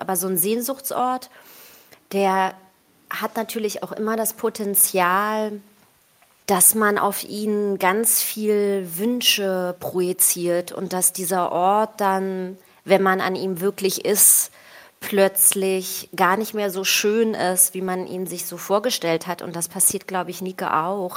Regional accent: Berlin, Germany; also born or lived in Tel Aviv, Israel; Berlin ist cool, ist meine Heimat und so. Ich bin ja aufgewachsen

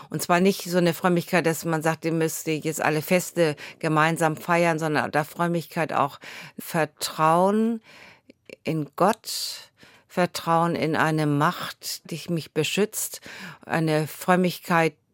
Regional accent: Bad Segeberg, Schleswig-Holstein, Germany; born there; now in Husum, Germany; Also ich bin in Bad Segeberg geboren, wohne jetzt in Husum.

